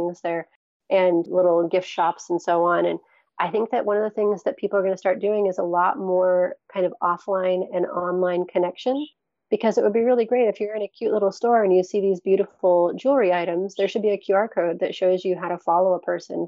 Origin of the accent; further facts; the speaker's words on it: Seattle, Washington, United States; I was born and raised in the Seattle area